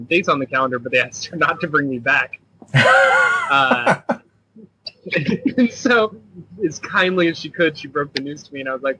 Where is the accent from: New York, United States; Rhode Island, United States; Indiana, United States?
Indiana, United States; Indianapolis; I was born and raised in Indianapolis